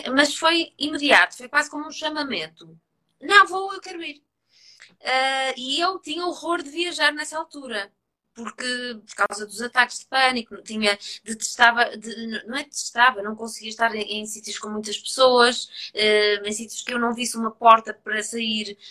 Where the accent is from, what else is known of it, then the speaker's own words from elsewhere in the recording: Trás-os-Montes, Portugal; como sou transmontana, fui mergulhar no, no, no meio dos montes, no meio da vinha, no meio do rio